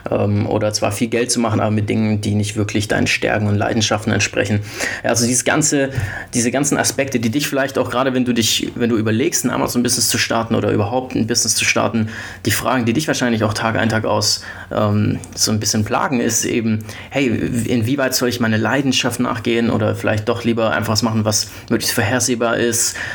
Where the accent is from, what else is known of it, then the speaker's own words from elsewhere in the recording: Stuttgart, Baden-Württemberg, Germany; ich bin 28 Jahre alt und äh, ich komme eigentlich aus Stuttgart, habe aber ein paar Jahre in den USA studiert mit 20